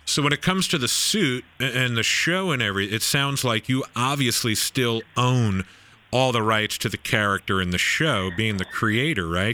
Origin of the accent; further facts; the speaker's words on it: Nassau County, Long Island, New York, United States; also born or lived in East Coast; now in San Diego, United States; I grew up in Nassau County in Long Island